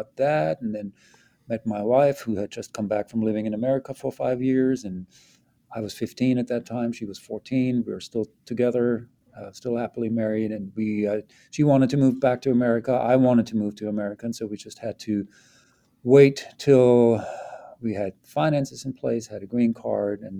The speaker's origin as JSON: {"language": "English", "area": "Black Forest", "region": "Baden-Württemberg", "country": "Germany", "tie": "born or raised there", "moved": "yes", "lives_now": "United States", "said": "I was born in Southwest Germany in the Black Forest, and it was a fairly musical family"}